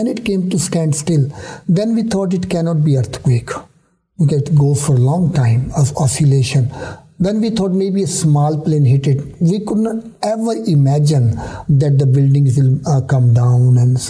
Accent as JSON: {"language": "English", "country": "India", "lives_now": "United States", "said": "I was worried that if I come from India, I will get lost here in America."}